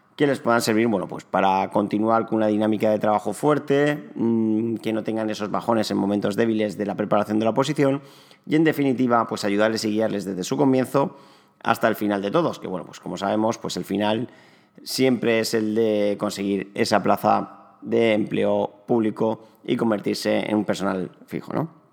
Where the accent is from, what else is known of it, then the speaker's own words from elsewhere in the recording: Alicante, Valencian Community, Spain; also born or lived in Barcelona; nací en Alicante hace ya casi 35 años. Me especialicé en, o me diplomé en recursos humanos y relaciones laborales en la Universidad de Alicante